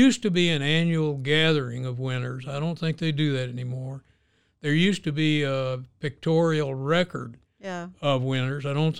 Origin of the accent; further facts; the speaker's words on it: Oklahoma, United States; born there; I was born in Oklahoma, but I haven't gotten a check for an Indian nation yet.